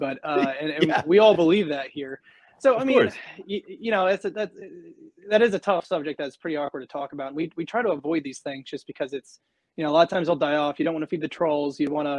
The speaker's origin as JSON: {"language": "English", "region": "Indiana", "country": "United States", "tie": "born or raised there", "moved": "yes", "said": "my hometown in Indiana"}